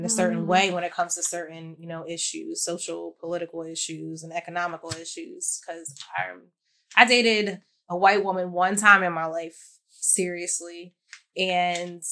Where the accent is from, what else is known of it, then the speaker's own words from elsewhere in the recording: United States; I'm obviously an American